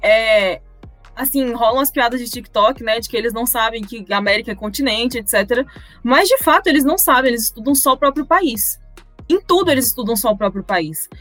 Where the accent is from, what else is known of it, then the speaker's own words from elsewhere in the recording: Brazil; sou brasileira